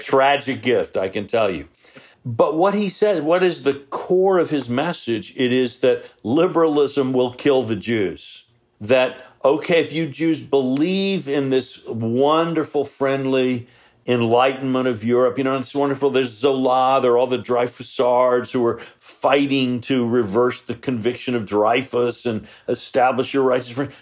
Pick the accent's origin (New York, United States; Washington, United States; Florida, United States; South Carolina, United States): South Carolina, United States; moved away; I'm from South Carolina originally